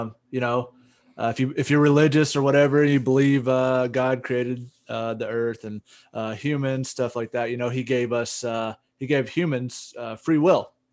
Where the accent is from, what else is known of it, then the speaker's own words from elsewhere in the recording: United States; we're a bunch of mutts in America